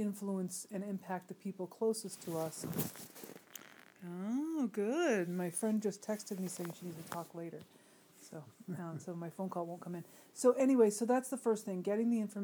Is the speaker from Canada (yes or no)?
no; United States; as American middle-class people